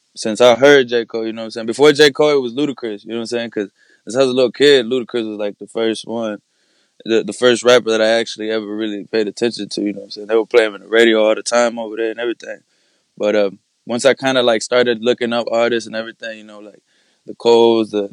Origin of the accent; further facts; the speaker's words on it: Mexico; I was born in Mexico, so I got my mother's last name and my dad's last name